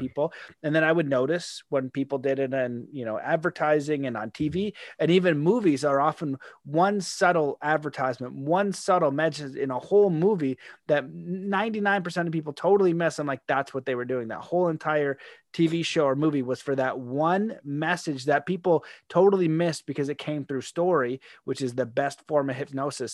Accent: Canada; I'm a Canadian.

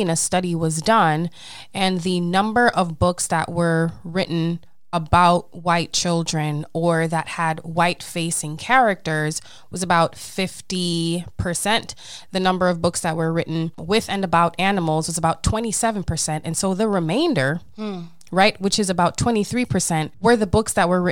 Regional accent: Jamaica; I am a Jamaican Leo.

